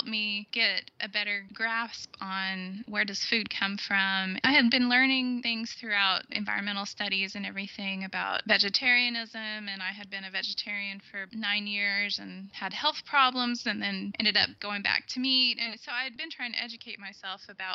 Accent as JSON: {"language": "English", "region": "Texas", "country": "United States", "tie": "born or raised there", "moved": "as an adult", "said": "I grew up in Texas"}